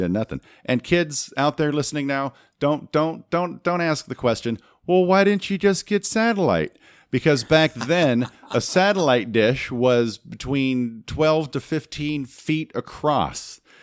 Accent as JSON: {"language": "English", "town": "Los Angeles", "region": "California", "country": "United States", "tie": "born or raised there", "said": "channels I grew up with in the Los Angeles market"}